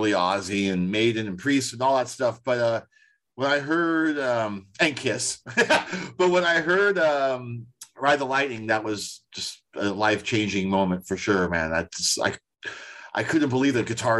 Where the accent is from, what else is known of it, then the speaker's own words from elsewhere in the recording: Daly City, California, United States; we didn't have that in Daly City